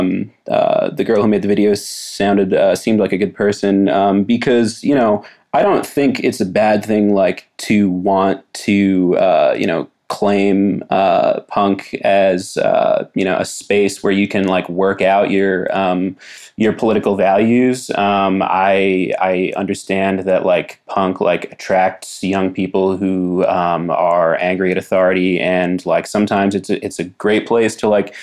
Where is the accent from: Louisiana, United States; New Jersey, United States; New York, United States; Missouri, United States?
New York, United States; New York City; also born or lived in Astoria; now in Philadelphia, United States; I'm born and raised in New York